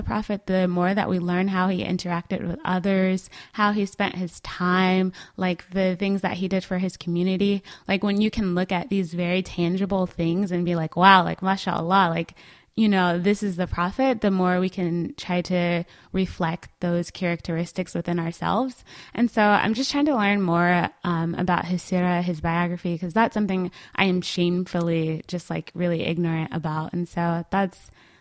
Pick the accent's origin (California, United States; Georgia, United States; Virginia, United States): Georgia, United States; Atlanta; I live, you know, around the corner from my hometown masjid